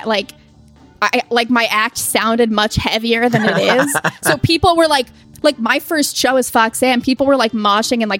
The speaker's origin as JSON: {"language": "English", "town": "South Brunswick", "region": "New Jersey", "country": "United States", "tie": "born or raised there", "said": "I grew up in Jersey"}